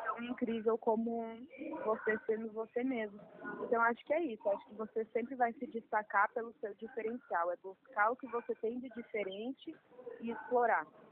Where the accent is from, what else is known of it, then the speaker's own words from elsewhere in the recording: interior of Rio Grande do Sul, Brazil; eu venho do interior do Rio Grande do Sul